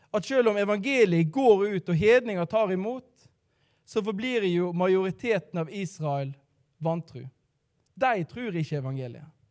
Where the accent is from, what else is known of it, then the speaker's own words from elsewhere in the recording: Radøy, Vestland, Norway; now in Bergen, Norway; Jeg er fra um, eh, Radøy, så jeg er da stril